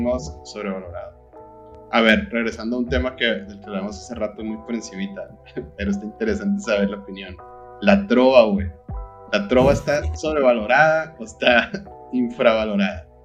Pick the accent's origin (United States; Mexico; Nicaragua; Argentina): Mexico; Sonora; moved away; also born or lived in Mexico City; yo como ex sonorense que vivía en el DF